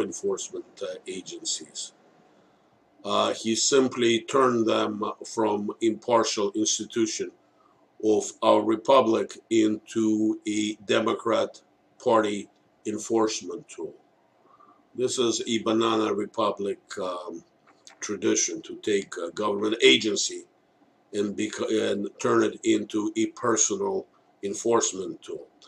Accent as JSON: {"language": "English", "country": "United States", "said": "as an American citizens"}